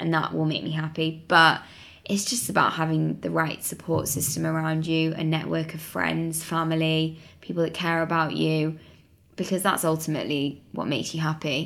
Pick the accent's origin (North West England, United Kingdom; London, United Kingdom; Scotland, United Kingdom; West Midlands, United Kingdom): North West England, United Kingdom; Manchester; moved away; I'm from Manchester originally